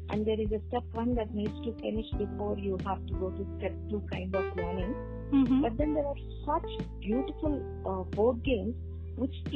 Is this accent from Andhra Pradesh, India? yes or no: yes; Andhra Pradesh, India; I am from Andhra Pradesh, right?